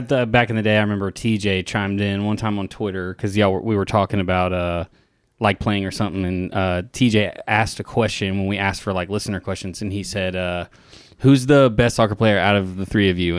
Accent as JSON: {"language": "English", "region": "Tennessee", "country": "United States", "tie": "born or raised there", "said": "growing up in Tennessee"}